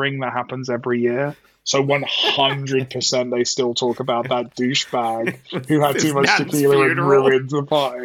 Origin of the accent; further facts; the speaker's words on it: United Kingdom; as a Brit